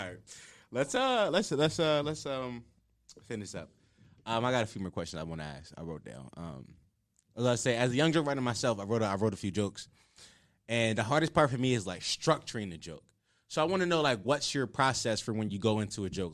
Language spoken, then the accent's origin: English; Philadelphia, Pennsylvania, United States; I'm from Uptown